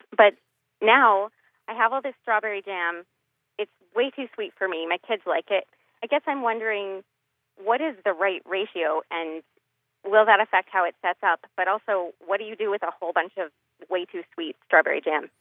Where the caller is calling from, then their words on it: Woburn, Massachusetts, United States; I'm calling from Woburn, Massachusetts